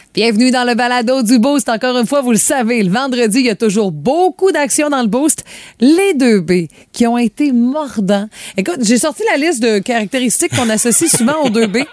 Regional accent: Sainte-Félicité, Quebec, Canada; moved away; also born or lived in Rimouski; quand j'étais jeune à Sainte-Félicité, le sous-sol n'était pas fini

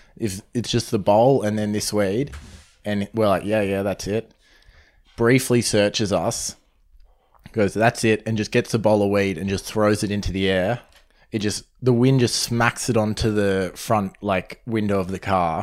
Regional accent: Sydney, New South Wales, Australia; I'm from Sydney

